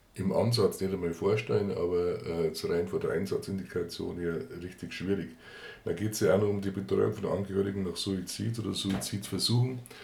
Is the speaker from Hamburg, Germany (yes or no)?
no; Garmisch-Partenkirchen, Bavaria, Germany; bei uns in Garmisch-Partenkirchen